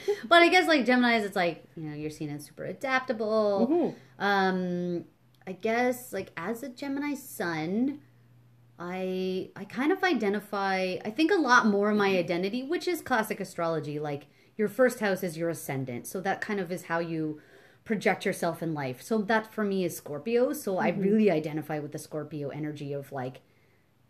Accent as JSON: {"language": "English", "country": "Canada", "also_born_or_lived": "Ontario", "said": "We're Canadian. Canadian women"}